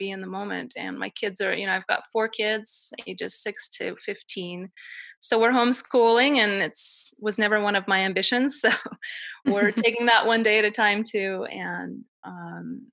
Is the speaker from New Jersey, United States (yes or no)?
no; Denver, Colorado, United States; now in Utah, United States; I'm from Denver originally